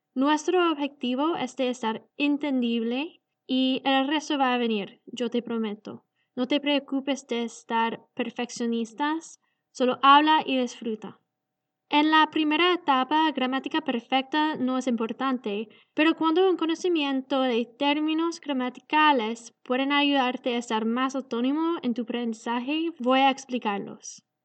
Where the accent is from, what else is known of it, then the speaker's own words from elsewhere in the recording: Canada; Spanish is a second language; Vengo de Canadá y yo aprendí a hablar español del Internet rapidísima